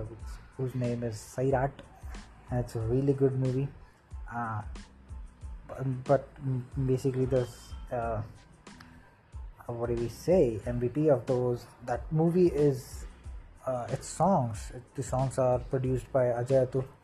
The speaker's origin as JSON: {"language": "English", "country": "India", "said": "If you haven't figured it out, I'm from India. Uh, I guess my accent gives it away."}